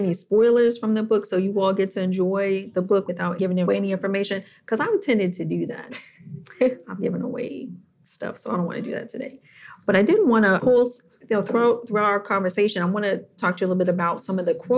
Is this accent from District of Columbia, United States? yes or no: yes; Washington, District of Columbia, United States; moved away as an adult; now in New Jersey, United States; I grew up in Washington, D.C. and then moved to New Jersey for college, post-grad